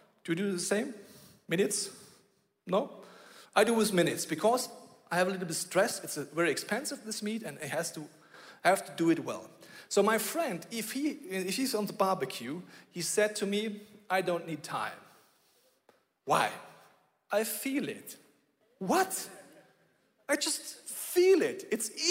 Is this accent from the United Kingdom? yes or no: no; Bavaria, Germany; I grew up in Bavaria